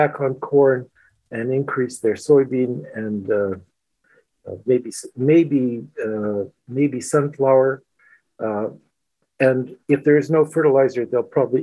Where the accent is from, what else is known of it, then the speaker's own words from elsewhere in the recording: Canada; moved away as an adult; now in Ukraine; As being a Canadian, you know, so some of the people that I work with are Americans